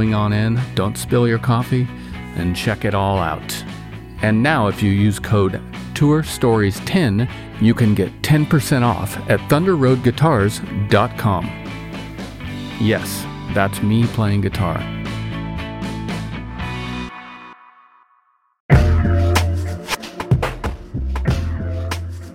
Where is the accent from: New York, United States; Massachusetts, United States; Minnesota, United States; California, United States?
California, United States; Northern; now in Seattle, United States; outside in the sticks in California, Northern California